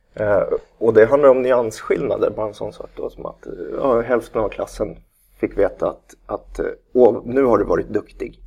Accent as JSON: {"language": "Swedish", "town": "Nacka", "region": "Stockholm County", "country": "Sweden", "tie": "born or raised there", "said": "vi är ju från eh, Nacka bägge två"}